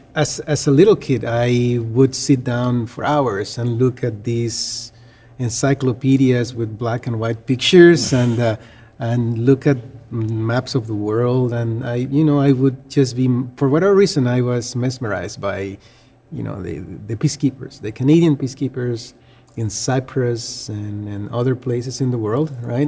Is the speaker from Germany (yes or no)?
no; Panama; moved away; I'm from Panama.